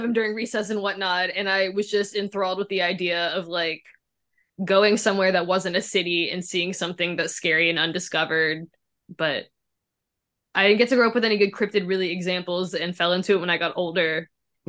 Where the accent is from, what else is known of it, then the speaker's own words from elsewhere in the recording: Memphis, Tennessee, United States; moved away; I grew up in Memphis. There's nothing scary there but cops.